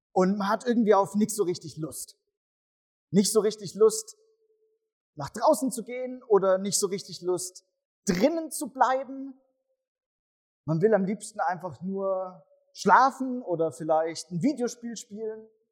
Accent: Swabia, Germany; ich komme ja aus dem Schwabenland und da heißt es Bruttler.

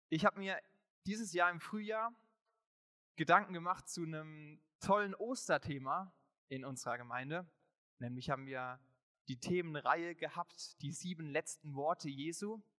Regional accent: Ingelheim, Rhineland-Palatinate, Germany; dass ich in Igelheim, in meiner Heimatgemeinde, ähm, mal predigen durfte

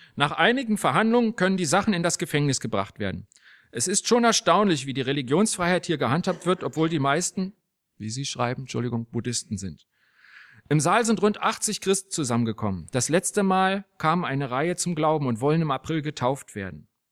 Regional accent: Berlin, Germany; Als ich ein kleiner Junge war in Berlin

